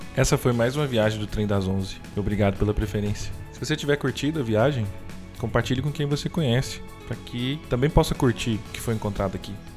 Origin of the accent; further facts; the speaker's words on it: Brazil; Como brasileiro